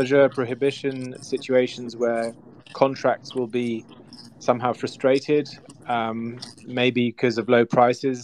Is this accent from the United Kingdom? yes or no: yes; United Kingdom; I'm British